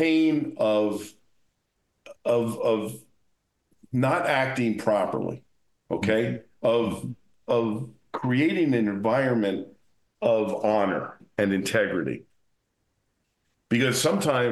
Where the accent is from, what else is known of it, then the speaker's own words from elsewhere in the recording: New Jersey, United States; moved away as an adult; now in Las Vegas, United States; I came from New Jersey. I grew up in New Jersey. I was a cop in New Jersey